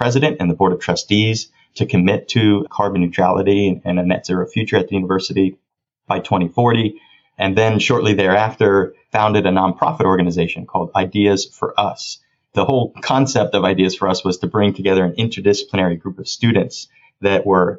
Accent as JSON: {"language": "English", "town": "Miami", "region": "Florida", "country": "United States", "tie": "born or raised there", "also_born_or_lived": "Orlando, Florida", "moved": "as an adult", "lives_now": "Washington, D.C., United States", "said": "I was born and raised down in Miami, Florida, raised by my mom and grandparents"}